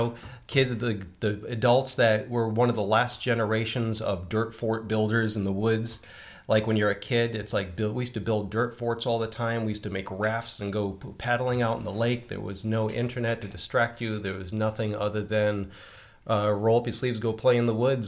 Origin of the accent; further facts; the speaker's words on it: Northeast, United States; a Gen Xer growing up in the Northeast and mafia country